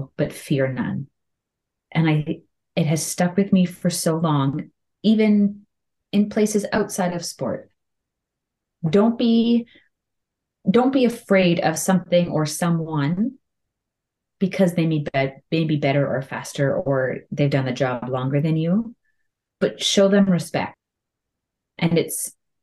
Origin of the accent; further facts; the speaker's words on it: Canada; I'm Canadian